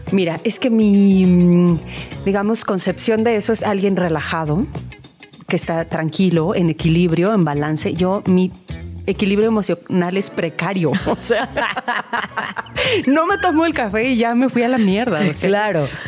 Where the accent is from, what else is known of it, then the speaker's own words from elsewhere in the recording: Nezahualcóyotl, State of Mexico, Mexico; now in Mexico City, Mexico; yo nací en Ciudad Pero bueno. Estado de México.